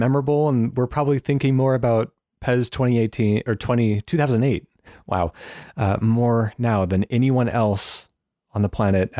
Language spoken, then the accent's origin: English; United States; it's not something that I encounter regularly as an American